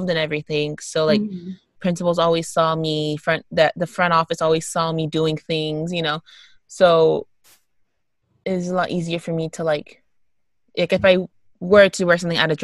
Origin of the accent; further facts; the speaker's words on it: Texas, United States; I'm from Texas